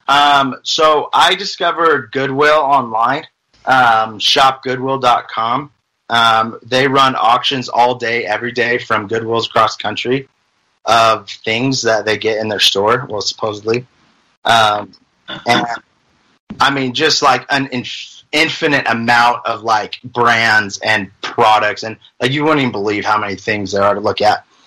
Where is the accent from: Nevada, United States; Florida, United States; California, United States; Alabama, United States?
Nevada, United States; Las Vegas; moved away as an adult; now in Utah, United States; I'm originally from Las Vegas, um, born and raised.